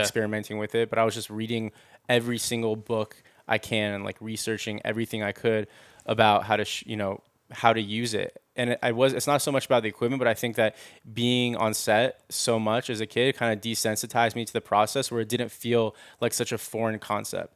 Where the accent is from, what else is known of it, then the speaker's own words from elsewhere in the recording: Los Angeles, California, United States; I grew up in the Valley